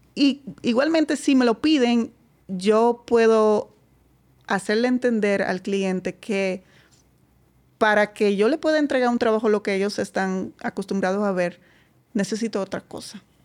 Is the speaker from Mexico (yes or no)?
no; Netherlands; Spanish is a second language; moved away as an adult; now in Dominican Republic; bastante lejos de mi pueblo. Eh, lejos en Holanda son dos horas.